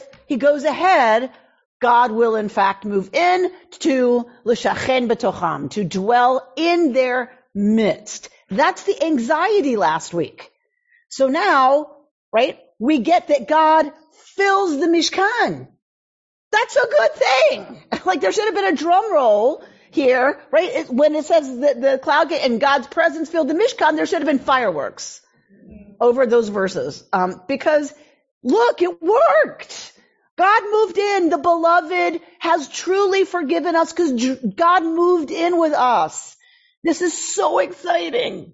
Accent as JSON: {"language": "English", "region": "Georgia", "country": "United States", "tie": "born or raised there", "moved": "yes", "said": "I grew up in Georgia."}